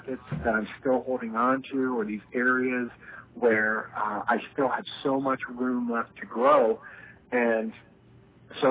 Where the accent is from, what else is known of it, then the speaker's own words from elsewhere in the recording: Delaware, United States; moved away as an adult; also born or lived in California; I grew up in Delaware